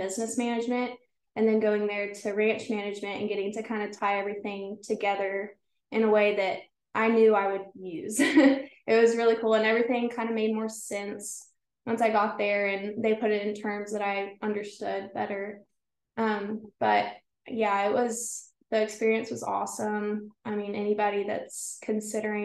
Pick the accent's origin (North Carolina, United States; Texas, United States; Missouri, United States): Texas, United States; Brackettville; I was born and raised in Brackettville.